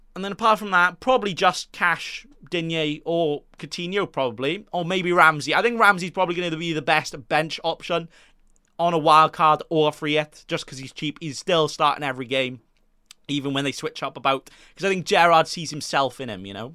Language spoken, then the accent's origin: English; Wales, United Kingdom; I'm Welsh